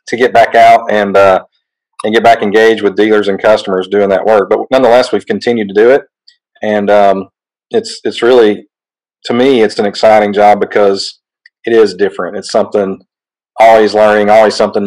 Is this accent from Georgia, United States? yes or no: yes; North Georgia, United States; I grew up in North Georgia